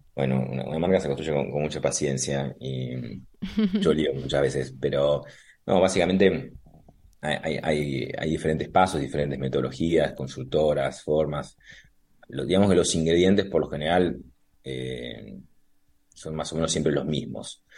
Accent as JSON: {"language": "Spanish", "country": "Argentina", "moved": "yes", "lives_now": "Madrid, Spain", "said": "nosotros somos de café y de mesa"}